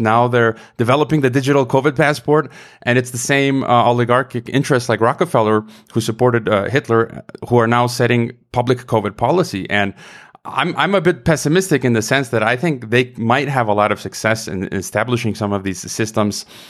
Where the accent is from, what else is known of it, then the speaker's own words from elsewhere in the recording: United States; moved away as an adult; now in Mexico; my home country of the U S